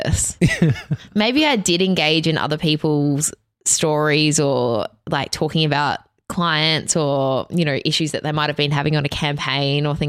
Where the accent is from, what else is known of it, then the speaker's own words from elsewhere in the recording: Bendigo, Victoria, Australia; now in Melbourne, Australia; I'm from Bendigo.